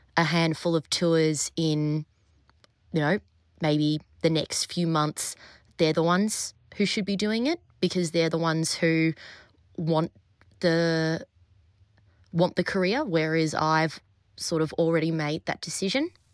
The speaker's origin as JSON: {"language": "English", "country": "Australia", "also_born_or_lived": "Berlin, Germany", "moved": "as an adult", "said": "being in Berlin as an Australian who didn't have a European passport"}